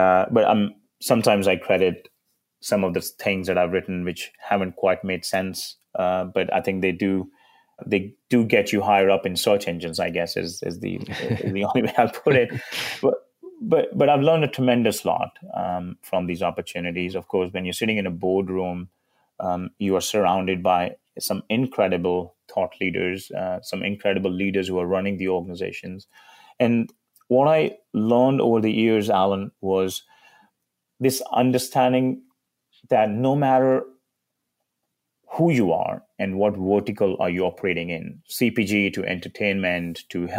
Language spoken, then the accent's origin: English; India; now in United States; a kid growing up in India